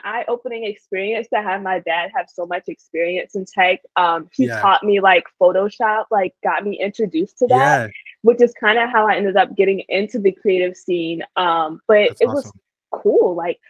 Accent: Harrisburg, Pennsylvania, United States; I am from Harrisburg, Pennsylvania, which nobody knows about, so it's absolutely okay. It's like the smallest city ever

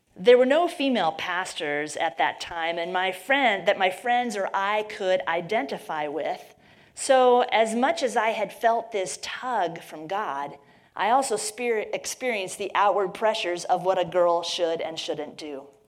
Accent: Midwest, United States; I grew up in the Midwest

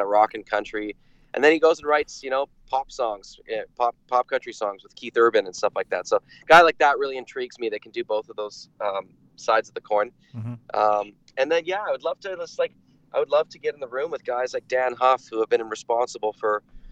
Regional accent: Vancouver, British Columbia, Canada; growing up in Vancouver

